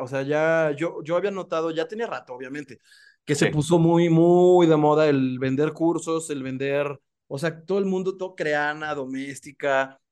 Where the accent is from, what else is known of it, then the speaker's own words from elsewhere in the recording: Mexico; somos emprendedores los mexicanos